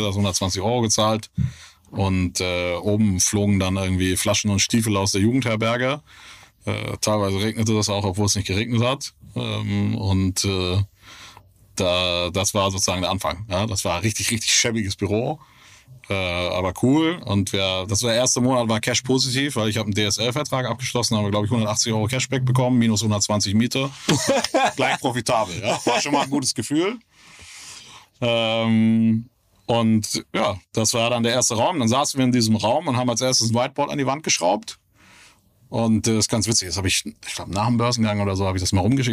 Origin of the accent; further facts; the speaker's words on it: Kiel, Schleswig-Holstein, Germany; moved away; also born or lived in Hamburg; Deutschland aufgewachsen, ja. Bin äh, gebürtiger Kieler